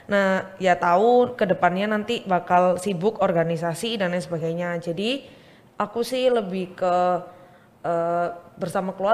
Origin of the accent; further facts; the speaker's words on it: Surabaya, East Java, Indonesia; aku asal Surabaya, asli Surabaya